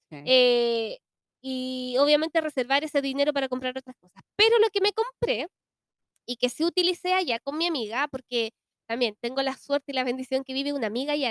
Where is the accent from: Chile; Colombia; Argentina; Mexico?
Chile